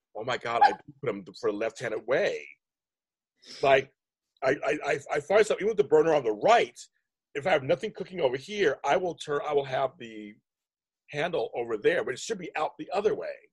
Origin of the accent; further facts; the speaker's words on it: Inglewood, California, United States; I'm from Inglewood